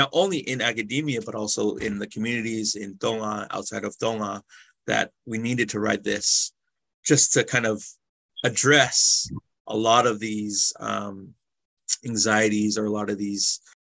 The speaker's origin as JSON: {"language": "English", "country": "United States", "tie": "born or raised there", "said": "Both Daniel and I were both born and raised in the States"}